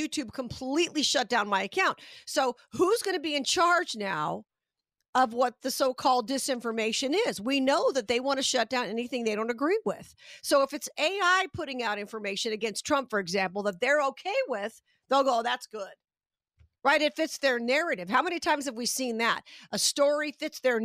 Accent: Las Vegas, Nevada, United States; I'm from Vegas

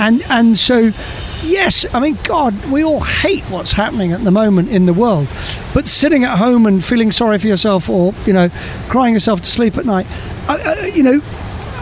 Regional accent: Scotland, United Kingdom; moved away as an adult; now in United States; describe myself as a Scotsman running a Polish vodka

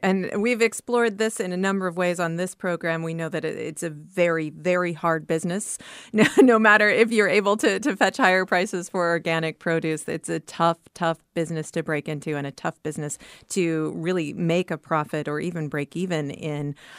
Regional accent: Iowa, United States; I grew up in Iowa

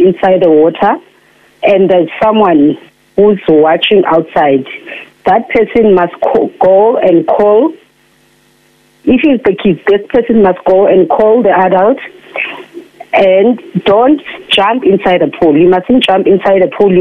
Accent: Lusikisiki, Eastern Cape, South Africa; I'm from Lusikisiki

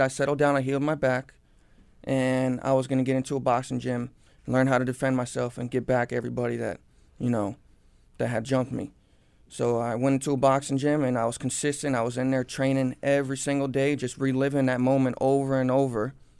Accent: Cooper City, Florida, United States; born or raised there

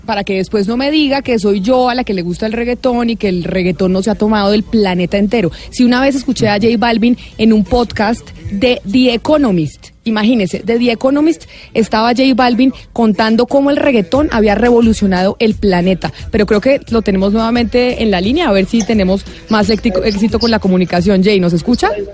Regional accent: Colombia; nosotros como colombianos

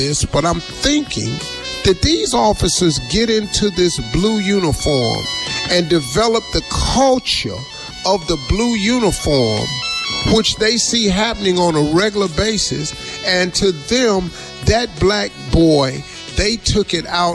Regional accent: United States

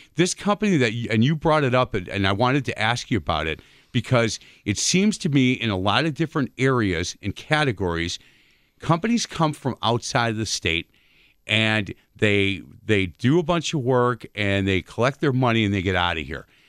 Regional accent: Milwaukee, Wisconsin, United States; I grew up on East Side of Milwaukee

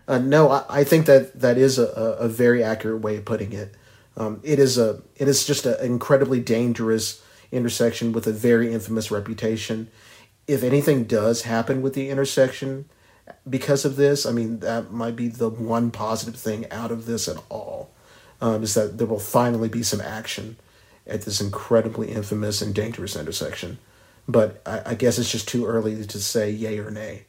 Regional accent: Ardmore, Oklahoma, United States; Ardmore, my hometown in the west

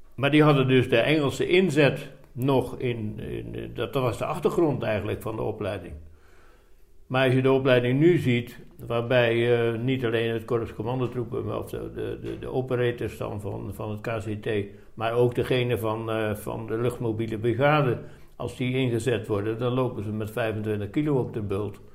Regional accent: Dordrecht, South Holland, Netherlands; moved away as an adult; also born or lived in Dubbeldam / Breda; now in Roosendaal, Netherlands; ik ben geboren in Dubbeldam, vlakbij Dordrecht. Oké. Ja. En ik heb, eh, nou ja, ik heb gewoon daar mijn, eh, mijn eh, we hebben jaren in Dordrecht gewoond, dus ik heb mijn lagere school en middelbare opleiding, dus de HBS, die heb ik daar in, in Dort gedaan

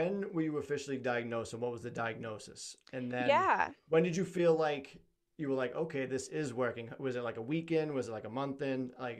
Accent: Massachusetts, United States; I'm from Massachusetts

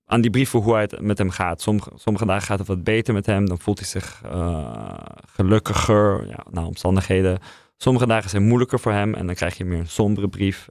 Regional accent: Netherlands; also born or lived in Russia; als Nederlander, als journalist voor een Britse krant

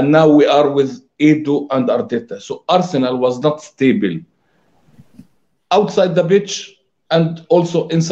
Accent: Palestine; I'm from Palestine.

